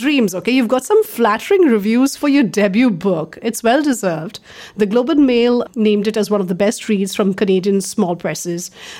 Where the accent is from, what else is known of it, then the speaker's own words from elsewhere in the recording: Mumbai, Maharashtra, India; I've been born and brought up in Mumbai, but my grandparents are from Goa.